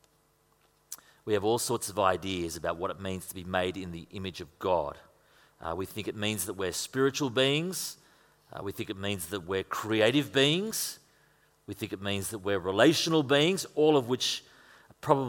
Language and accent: English; Queensland, Australia; moved away; if you come from Queensland, like